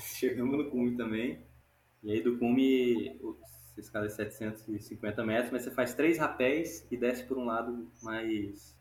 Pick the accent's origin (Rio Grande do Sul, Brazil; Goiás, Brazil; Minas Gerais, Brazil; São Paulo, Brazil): Goiás, Brazil; Goiânia; also born or lived in Recife, Pernambuco; now in Bahia, Brazil; eu nasci em Goiânia, nasci lá em Goiânia, Goiás. Comecei a escalar lá, mas logo me mudei para Pernambuco mudei para Recife